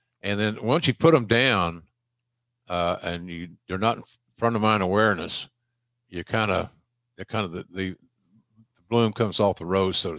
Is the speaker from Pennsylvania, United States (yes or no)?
no; Minneapolis, Minnesota, United States; I grew up in the Minneapolis territory, in AWA territory more specifically.